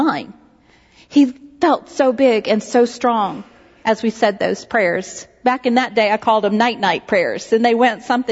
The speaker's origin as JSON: {"language": "English", "town": "Knoxville", "region": "Tennessee", "country": "United States", "tie": "born or raised there", "said": "when I was growing up in Knoxville, Tennessee"}